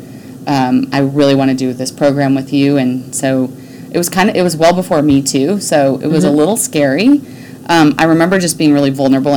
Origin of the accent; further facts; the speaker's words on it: Jackson, Wyoming, United States; now in Dallas, United States; I grew up in Jackson Hole, Wyoming, mm-hmm. fourth generation.